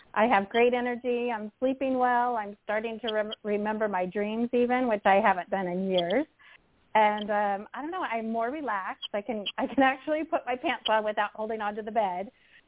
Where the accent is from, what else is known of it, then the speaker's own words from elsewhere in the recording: California, United States; from California.